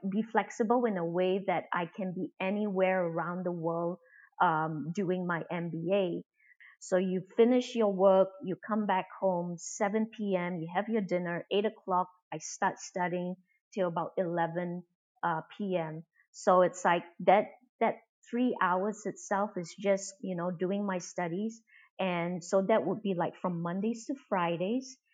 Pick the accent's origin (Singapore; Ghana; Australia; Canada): Singapore; also born or lived in United States; I'm from Singapore.